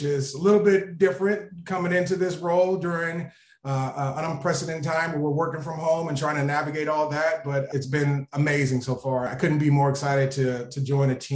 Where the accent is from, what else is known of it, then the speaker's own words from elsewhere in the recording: Texas, United States; I grew up in Texas